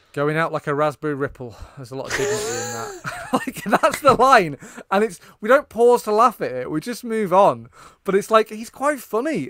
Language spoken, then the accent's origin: English; United Kingdom; I, as a British person